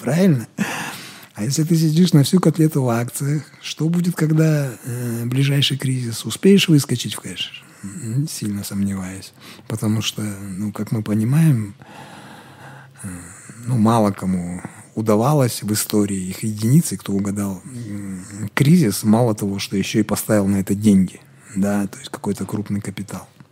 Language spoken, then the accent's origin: Russian; Kazakhstan; мы казахи